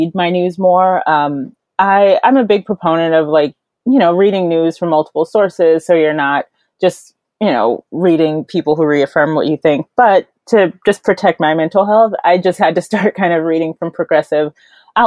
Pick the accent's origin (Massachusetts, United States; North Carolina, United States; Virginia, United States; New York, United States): North Carolina, United States; I'm from North Carolina